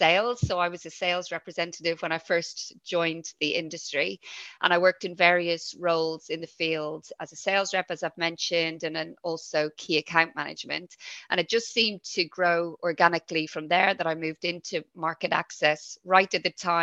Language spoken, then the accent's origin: English; Dublin, Leinster, Ireland; accent: Irish; moved away as an adult; also born or lived in London / Yorkshire; now in United Kingdom; I'm originally from Dublin in Ireland, but I live here in the UK with my family